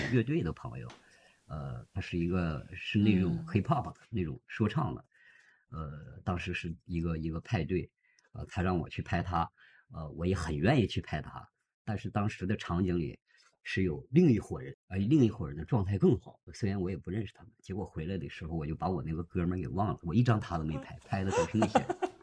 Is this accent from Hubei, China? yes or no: no; Harbin, Heilongjiang, China; moved away as an adult; also born or lived in Zhuhai; 我在哈尔滨出生啊，在哈尔滨。。是的，然后做公司那些年呢，也是在这里，然后后来不是移民了嘛，现在又回来了